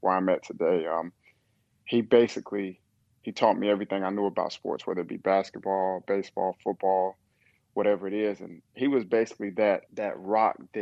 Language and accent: English; Kingsport, Tennessee, United States; moved away as an adult; also born or lived in Nashville, Tennessee; now in Charlotte, United States; I'm from Kingsport, Tennessee